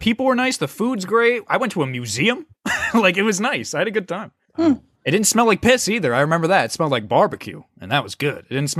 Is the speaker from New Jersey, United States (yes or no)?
yes; New Jersey, United States; I am from New Jersey. I know the snow all too well.